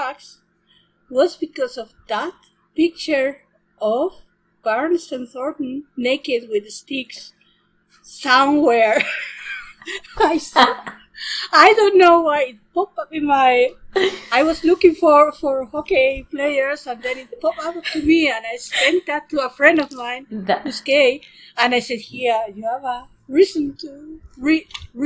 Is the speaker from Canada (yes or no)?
no; Spain; moved away as an adult; now in Germany; I come from Spain, where I live in Germany now. I've been living in Germany for 20 years